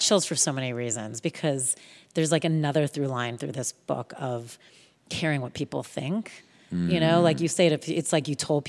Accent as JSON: {"language": "English", "region": "Texas", "country": "United States", "tie": "born there", "said": "But I thought it must be because I was born in Texas."}